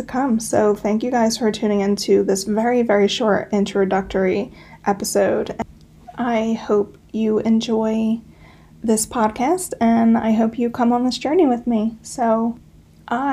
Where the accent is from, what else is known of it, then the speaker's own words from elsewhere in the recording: Pennsylvania, United States; I'm from Pennsylvania. I live in the Pocono Mountains.